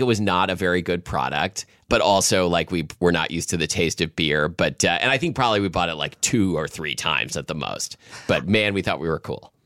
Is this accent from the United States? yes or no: yes; Portland, Oregon, United States; when I was a kid growing up in Southwest Portland